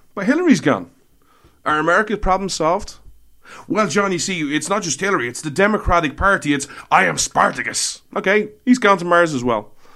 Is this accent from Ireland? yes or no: yes; Ireland; I'm Irish